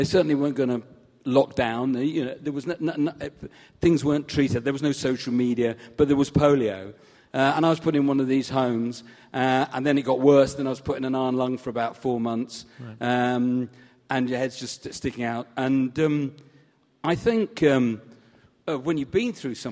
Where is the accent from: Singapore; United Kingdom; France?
United Kingdom; Southport, North West England; I was brought up in Southport in Lancashire